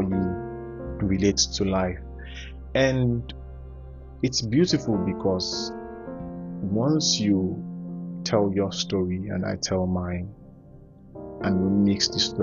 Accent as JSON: {"language": "English", "town": "Ohafia", "region": "Abia", "country": "Nigeria", "said": "I'm from Abia, Ohafia specifically."}